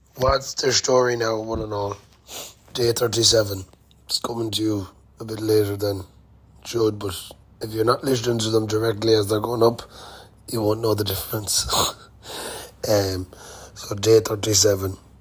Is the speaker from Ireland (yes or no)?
yes; Ireland